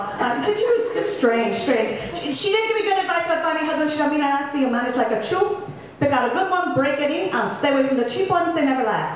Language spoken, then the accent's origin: English; New York City, New York, United States; growing up Puerto Rican and Italian in New York City